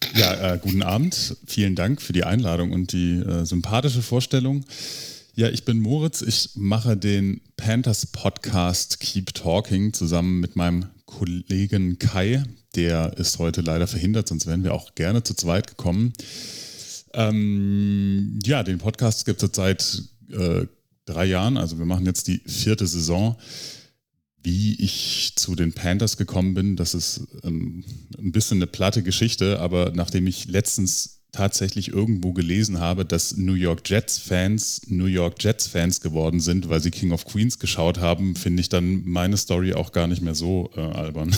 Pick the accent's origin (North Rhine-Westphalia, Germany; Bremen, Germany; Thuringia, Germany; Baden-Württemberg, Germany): Baden-Württemberg, Germany; Stuttgart; ich bin aus Stuttgart